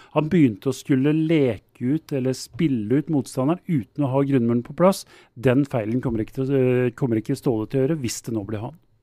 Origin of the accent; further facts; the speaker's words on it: Oslo, Norway; jeg er fra Groruddalen, og der eh, dyrker vi outsidere